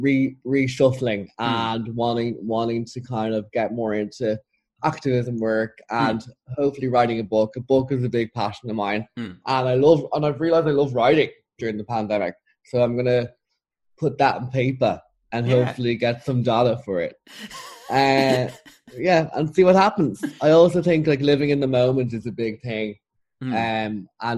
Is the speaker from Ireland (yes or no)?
yes; Ireland; as an Irish person